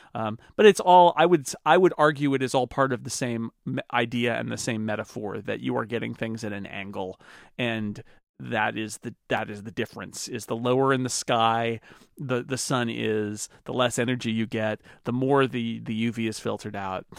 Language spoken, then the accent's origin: English; California, United States; as a Californian